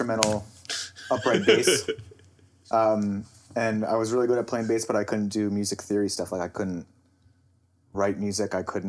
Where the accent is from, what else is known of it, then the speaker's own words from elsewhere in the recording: Stroudsburg, Pennsylvania, United States; From Stroudsburg, Pennsylvania.